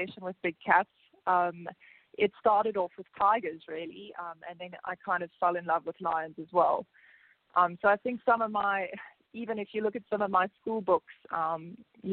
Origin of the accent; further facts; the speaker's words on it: South Africa; I was born in South Africa